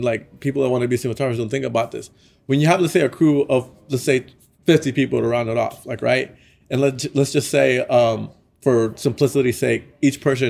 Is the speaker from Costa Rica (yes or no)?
no; Nicaragua; I'm from Nicaragua